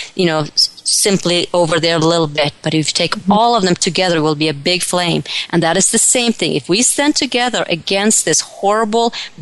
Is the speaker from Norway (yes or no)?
yes; Norway; moved away; when I was a little girl back in Norway, I grew up in Norway, I was about 10, 12 years old